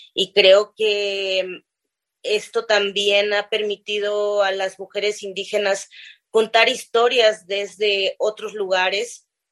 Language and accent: Spanish; Zapotec-speaking home town, Oaxaca, Mexico; yo vengo de una comunidad muy pequeñita que es el mercado de mi pueblo, criada en, una, en un contexto de, una crianza comunitaria